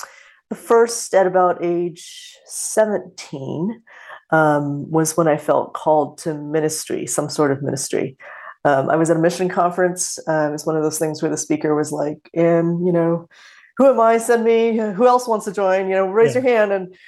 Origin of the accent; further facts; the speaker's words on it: Los Angeles, California, United States; also born or lived in Singapore / Philippines / Ohio / Korea; I was born in Singapore. We moved to the Philippines and to California and to Ohio and to Korea and a bunch of different places in the course of my childhood.